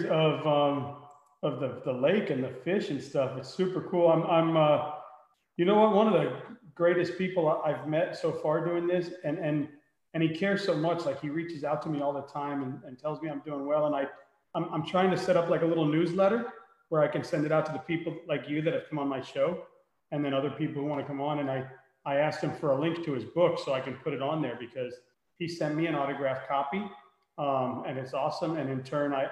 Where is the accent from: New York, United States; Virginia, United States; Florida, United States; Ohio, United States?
Florida, United States; Miami; I'm from Miami, so I told him, you know, I'm from right there